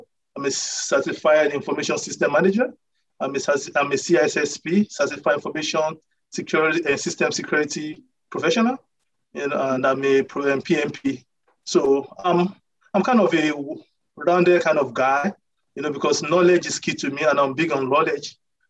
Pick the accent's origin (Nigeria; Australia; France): Nigeria; moved away as an adult; now in United States; Okay, I'm originally from Nigeria. So I came to the United States on a basketball scholarship and was in college for about 5 years